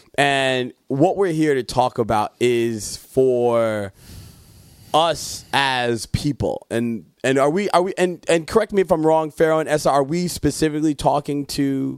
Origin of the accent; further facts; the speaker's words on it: Jamaica; And I'm Jamaican, so we don't eat that type.